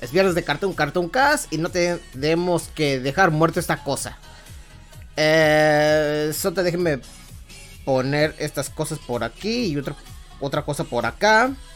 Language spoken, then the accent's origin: Spanish; Mexico; soy mexicano que creció con las cancioncitas icónicas de Dragon Ball